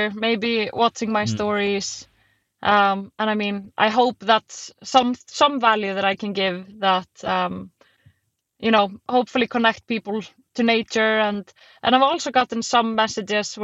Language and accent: English; Iceland; we were the only Icelanders there